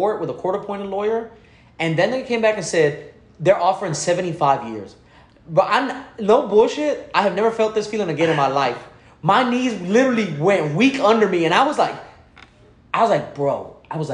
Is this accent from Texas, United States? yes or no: yes; Houston, Texas, United States; I'm from the north side.